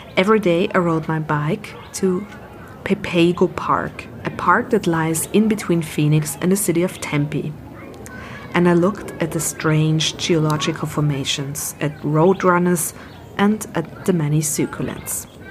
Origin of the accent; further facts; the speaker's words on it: Vienna, Austria; I grew up near the Danube wetlands in Vienna